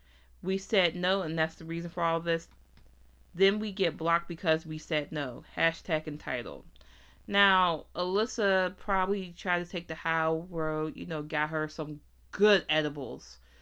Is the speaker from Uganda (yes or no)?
no; Nigeria; now in United States; founder of Juvia's Place. I'm originally from Nigeria, but based in the United States with my family.